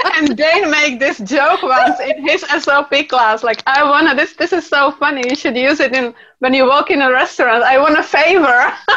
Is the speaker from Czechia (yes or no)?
yes; Czechia; I come from Czech Republic